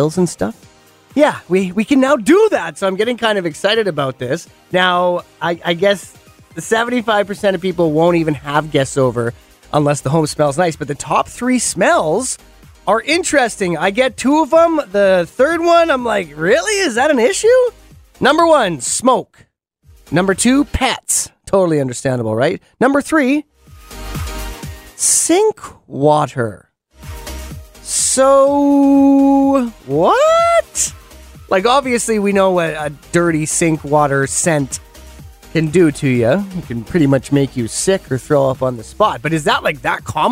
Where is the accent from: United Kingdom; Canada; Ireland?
Canada; Penticton, British Columbia; my hometown in Penticton.